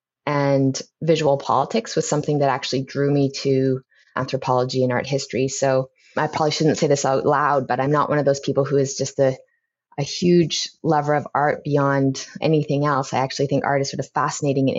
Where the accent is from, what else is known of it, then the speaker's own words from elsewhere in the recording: Lethbridge, Alberta, Canada; moved away; I spent some of my time growing up, when I later moved to Lethbridge, living with my grandfather